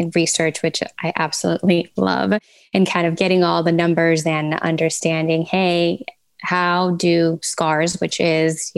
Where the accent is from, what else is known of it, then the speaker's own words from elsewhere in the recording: Venezuela; now in Fort Lauderdale, United States; I'm based out of Fort Lauderdale, originally from Venezuela